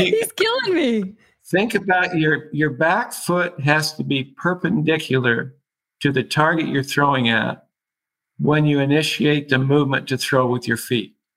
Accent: Seattle, Washington, United States; I was born in Seattle

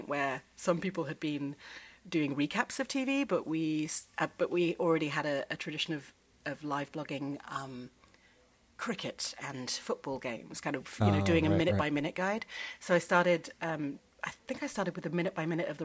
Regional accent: England, United Kingdom; moved away as an adult; now in United States; I grew up in England at a time where grammar was thought to be just inherent

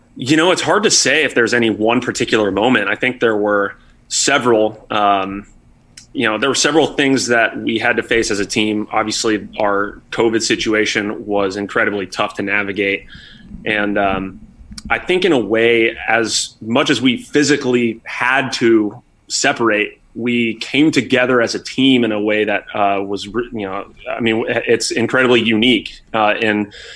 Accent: Austin, Texas, United States; moved away; my favorite Tex-Mex place uh, that I grew up with in Austin

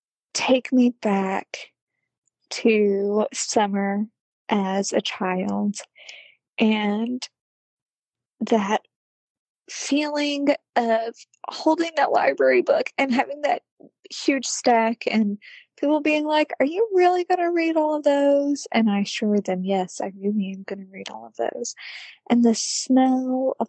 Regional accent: Deep South, United States; I grew up in the Deep South, so summers were insanely hot and insanely humid.

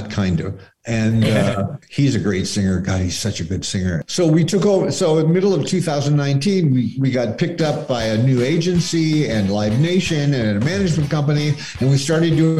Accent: Scottsdale, Arizona, United States; moved away; I grew up in Scottsdale.

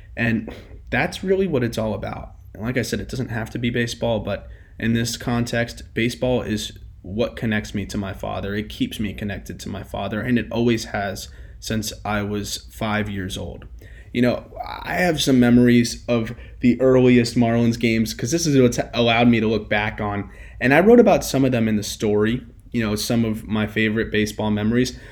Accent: Fort Lauderdale, Florida, United States; I grew up in Fort Lauderdale

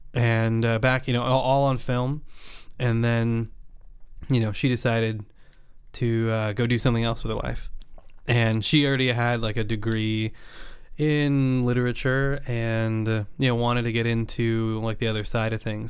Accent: Napa Valley, California, United States; I grew up in Napa Valley

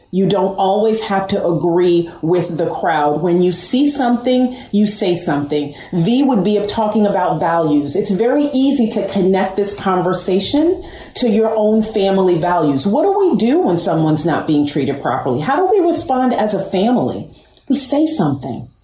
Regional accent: Westchester, New York, United States; I'm from New York, I'm from Westchester absolutely diverse, amazing.

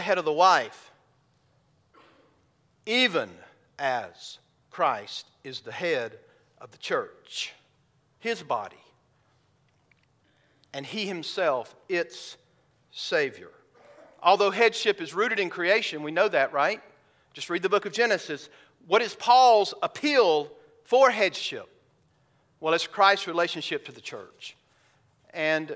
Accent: the South, United States; I grew up in the South

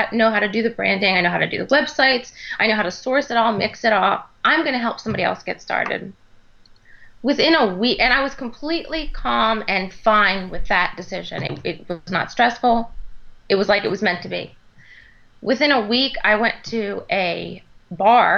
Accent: Maryland, United States; moved away as an adult; also born or lived in Texas; I moved back to Maryland, which is my home state, in 2010

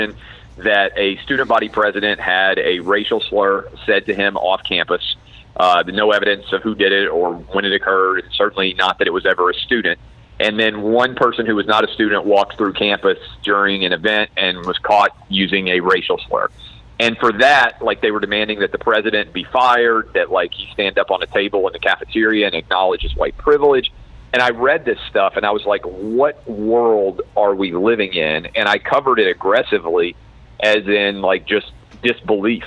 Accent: Nashville, Tennessee, United States; my hometown of Nashville

